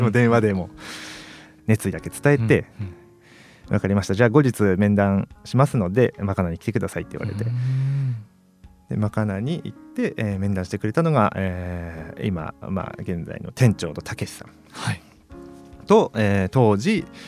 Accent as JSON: {"language": "Japanese", "region": "Iwate", "country": "Japan", "tie": "born or raised there", "also_born_or_lived": "Morioka", "moved": "as an adult", "lives_now": "Sendai, Japan", "said": "地元 岩手なんですけど、岩手の盛岡市で一人暮らししてて"}